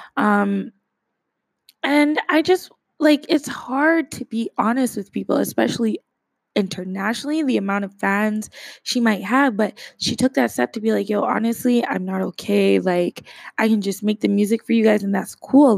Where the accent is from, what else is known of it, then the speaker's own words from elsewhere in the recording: Canada; as a Canadian